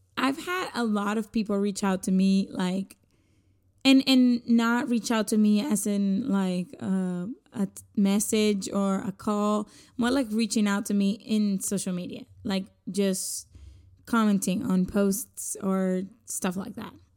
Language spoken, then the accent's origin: English; Puerto Rico; first language Spanish; English is a second language; now in United States; I am Puerto Rican, and my first language is Spanish